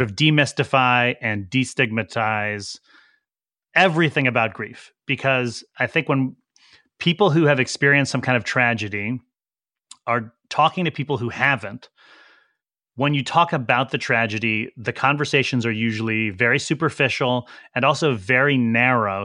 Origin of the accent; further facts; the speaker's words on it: Woodbridge, Connecticut, United States; also born or lived in New Haven, Connecticut; I was born in New Haven, Connecticut, um, and lived in a suburb, uh, of New Haven called Woodbridge my entire pre-adult life.